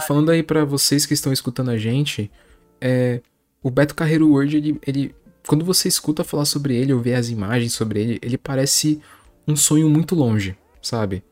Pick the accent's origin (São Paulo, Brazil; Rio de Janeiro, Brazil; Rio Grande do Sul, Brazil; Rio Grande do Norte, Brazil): São Paulo, Brazil; somos sim de São Paulo